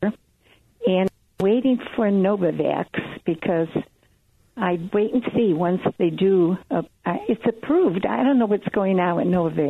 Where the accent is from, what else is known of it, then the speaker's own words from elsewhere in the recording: Chicago, Illinois, United States; now in Evanston, United States; I'm actually originally from Bridgeport